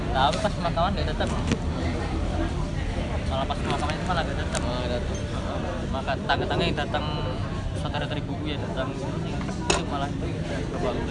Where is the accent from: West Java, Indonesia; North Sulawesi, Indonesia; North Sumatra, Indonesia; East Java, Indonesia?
North Sumatra, Indonesia; Medan; kita orang Medan walaupun kita bodoh-bodoh kayak gini tapi tetap tetap toleran